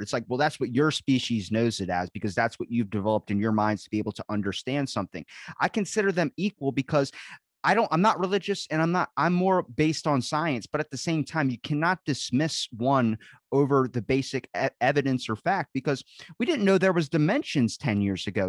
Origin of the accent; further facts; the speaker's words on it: United States; I'm from the United States